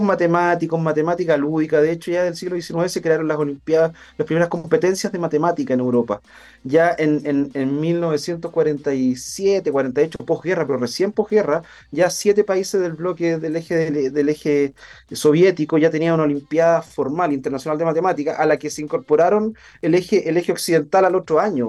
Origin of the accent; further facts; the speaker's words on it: Chile; nos caracterizaba como chilenos